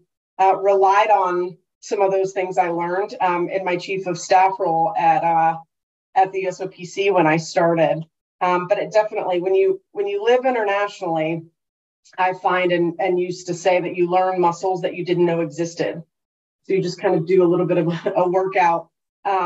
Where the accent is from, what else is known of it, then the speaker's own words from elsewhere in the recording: North Carolina, United States; moved away as an adult; also born or lived in London; going to school in North Carolina and growing up in North Carolina